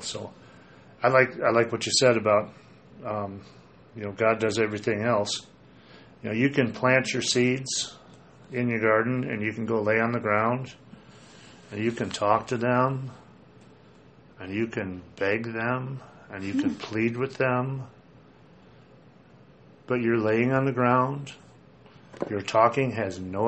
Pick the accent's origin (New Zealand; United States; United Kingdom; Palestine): United States; Minnesota; moved away; growing up in Minnesota where it's a little wetter